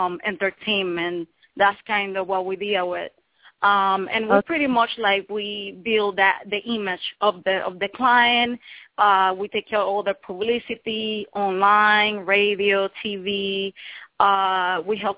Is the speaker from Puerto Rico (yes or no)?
yes; Puerto Rico; now in New York, United States; I have been living in New York for 11 years now, but I was raised in Puerto Rico. Born in New York